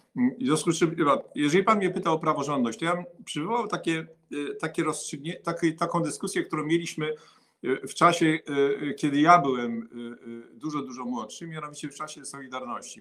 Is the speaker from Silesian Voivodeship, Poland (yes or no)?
yes; Rybnik, Silesian Voivodeship, Poland; Ja jestem Polakiem, Y, y, y, urodzonym na, na Śląsku, z rodziców, którzy na pewno nie są Ślązakami